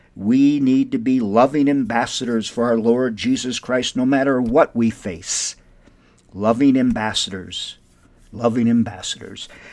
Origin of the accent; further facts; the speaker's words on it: Windom, Minnesota, United States; moved away as an adult; now in Albuquerque, United States; my hometown of Wyndham, Minnesota